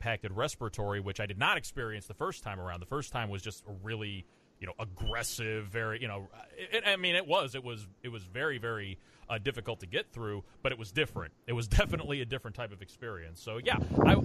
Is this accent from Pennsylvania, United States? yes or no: no; Ohio, United States; now in Florida, United States; I come from Ohio, and living down in Florida